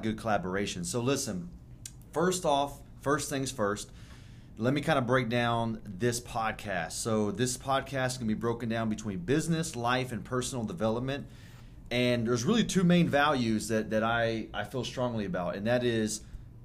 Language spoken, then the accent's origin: English; Houston, Texas, United States; I was born in Houston, Texas. I'm born and raised here. I still live here.